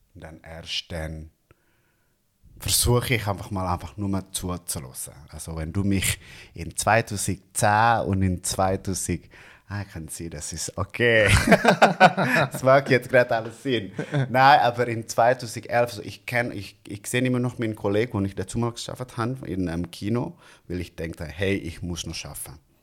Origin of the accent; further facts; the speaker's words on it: Bandung, West Java, Indonesia; German is a second language; moved away as an adult; now in Zurich, Switzerland; direkt von Indonesien und dort in äh, Bandung, wo ich herkomme